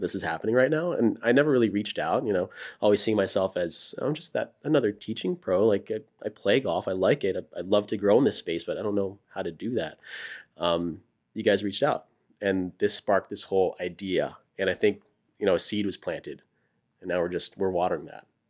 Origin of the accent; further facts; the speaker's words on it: Florida, United States; moved away as an adult; now in Austin, United States; I grew up in Florida